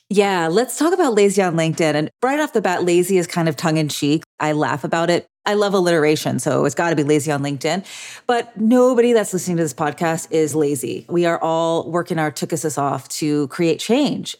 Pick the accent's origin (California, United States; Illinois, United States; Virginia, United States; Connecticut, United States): California, United States; Orange County; here in my hometown of Orange County